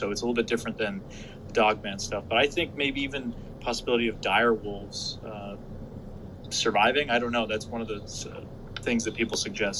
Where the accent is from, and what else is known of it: New England, United States; born or raised there